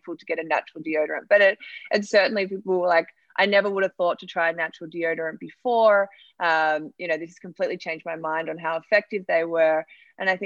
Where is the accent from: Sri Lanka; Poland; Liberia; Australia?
Australia; moved away as an adult; now in United States; I'm from Australia and I was working in the rideshare industry